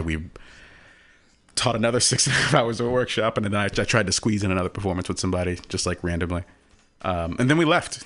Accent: Houston, Texas, United States; moved away; I'm from Texas

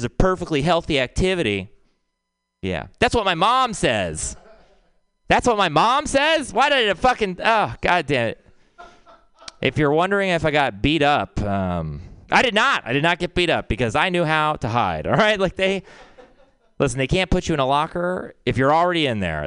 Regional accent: Texas, United States; I'm from Texas

